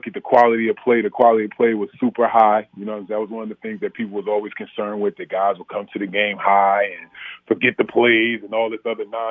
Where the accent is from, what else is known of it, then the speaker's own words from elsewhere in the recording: Orange, New Jersey, United States; I'm from Orange, New Jersey, and the war on drugs was real.